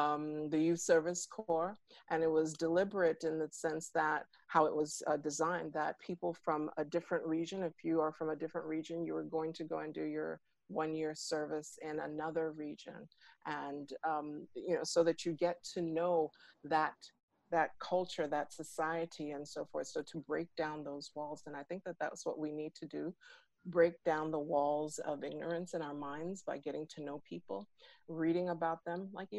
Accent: Nigeria; I'm Igbo. I'm from Nigeria, and I often tell people that I'm Wazobia because I've had the privilege of living in the major regions of Nigeria and speak the language as well.

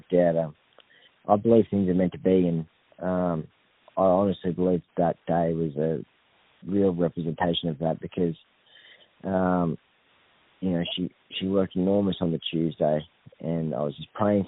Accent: Victoria, Australia; also born or lived in Coffs Harbour, New South Wales / Grafton, New South Wales; now in Queensland, Australia; had my ups and downs growing up in Victoria and left there and moved to Coffs Harbour

